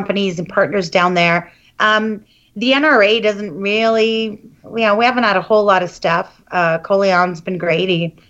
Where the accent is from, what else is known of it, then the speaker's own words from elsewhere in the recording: Canada; as a Canadian advocate.